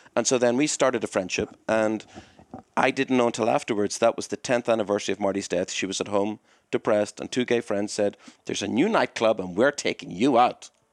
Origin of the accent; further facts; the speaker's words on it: Belfast, Northern Ireland, United Kingdom; now in United States; growing up in Belfast and the moving and stuff like